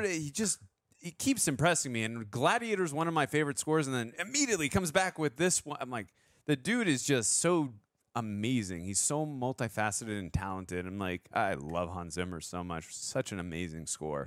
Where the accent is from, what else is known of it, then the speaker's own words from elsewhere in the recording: United States; as an American